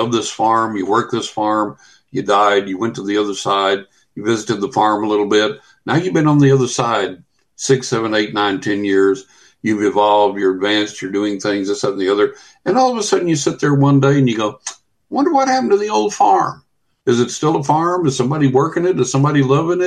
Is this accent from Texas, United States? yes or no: yes; West Texas, United States; now in Florida, United States; I'm sitting here in Florida. I grew up in West Texas